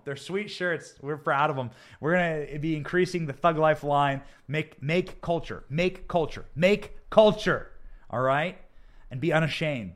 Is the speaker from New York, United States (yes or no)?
no; Iowa, United States; I was raised in Iowa